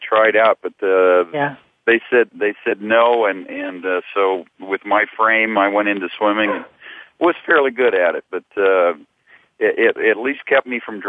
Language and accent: English; Inglewood, California, United States; also born or lived in Santa Barbara, California / Los Angeles, California; now in Ventura, United States; basically grew up in Inglewood and Santa Barbara, and now I live in up in Ventura.